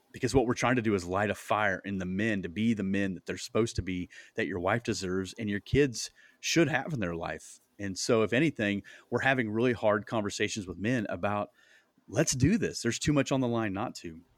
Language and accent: English; Iowa, United States; moved away as an adult; now in Indianapolis, United States